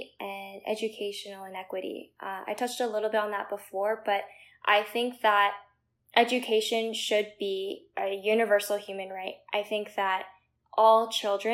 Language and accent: English; Princeton, New Jersey, United States; Growing up in Princeton